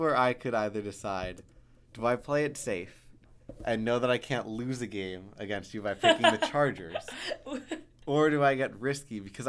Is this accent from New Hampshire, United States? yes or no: no; New York, United States; As a New Yorker, Buffalo is not New York.